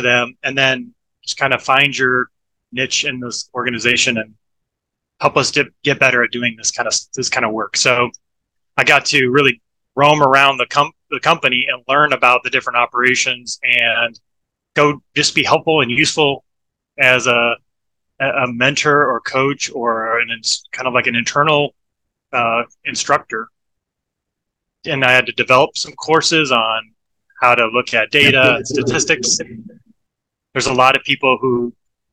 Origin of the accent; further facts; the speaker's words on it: Iowa, United States; moved away as an adult; also born or lived in Portland, Oregon; now in Florida, United States; I grew up in Iowa